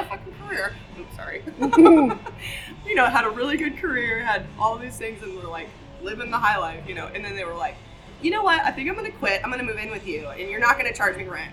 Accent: Buffalo, Wyoming, United States; moved away as an adult; also born or lived in Bozeman, Montana / Sheridan, Wyoming; I'm going to go home back to Wyoming, where I'm from. I'm from Buffalo, Wyoming.

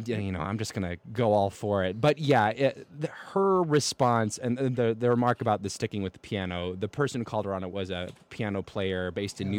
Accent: the South, United States; as a Southerner who grew up and got into opera myself

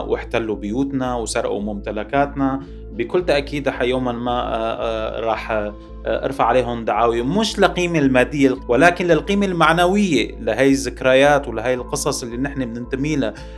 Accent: Syria; moved away as an adult; now in Paris, France; بحقنا كسوريين

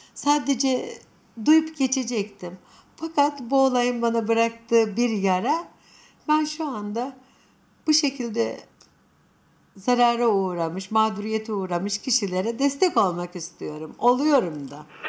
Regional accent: Anatolia, Turkey; Sonuçta biz Anadolu'da yetiştik.

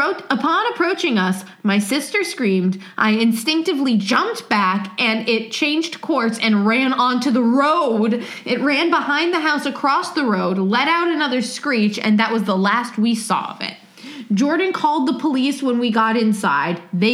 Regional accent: Australia; I'm an Australian, but I have family in the States.

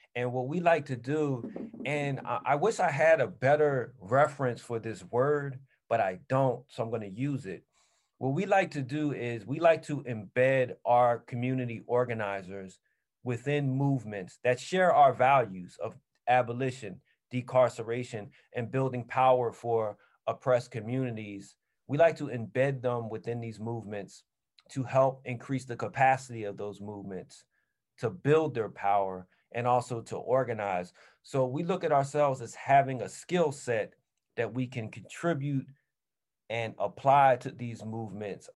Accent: Philadelphia, Pennsylvania, United States; where I grew up in North Philly

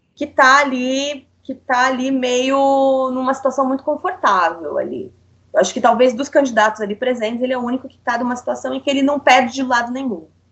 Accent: São Paulo, Brazil; sou paulista

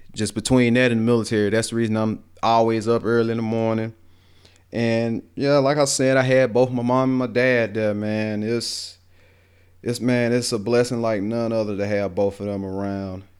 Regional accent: Greensboro, Alabama, United States; accent: Southern, country; I was raised down here in Greensboro

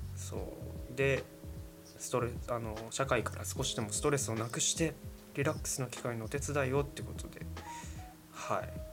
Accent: Yamagata, Japan; 僕たちの地元にも温泉めちゃくちゃ山形にもあるんですけど

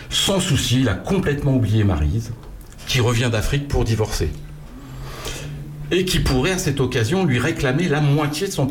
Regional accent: Chuelles, Centre-Val de Loire, France; moi, je suis de Chuel, là.

